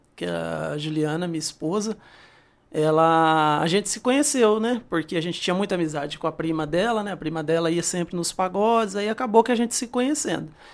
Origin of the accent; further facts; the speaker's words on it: Bebedouro, São Paulo, Brazil; Eu sou daqui. Eu sou nascido em São Paulo, né? Ah. Mas ah. é, morei pouco tempo em São Paulo. Na verdade, é, até os 16 anos eu morei no sítio, né? Zona rural